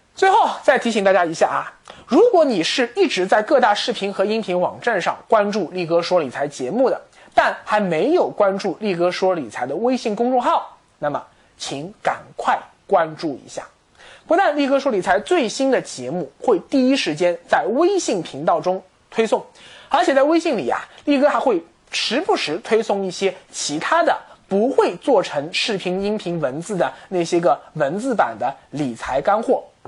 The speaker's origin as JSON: {"language": "Chinese", "country": "China", "said": "我们中国人对黄金这个东西啊，向来是不陌生的"}